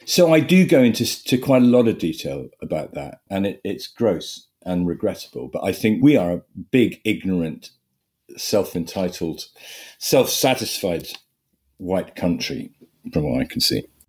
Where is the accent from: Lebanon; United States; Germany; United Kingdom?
United Kingdom; Sussex, South East England; I grew up in Sussex, eldest of five.